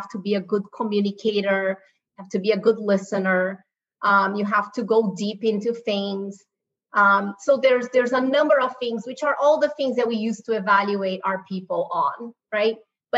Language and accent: English; Brazil; moved away as an adult; now in United States; I grew up in Brazil. I was born and raised in Brazil. First generation born in Brazil. My mom is from Spain. My dad is from China. You know, I've been in the U.S. for 20 years.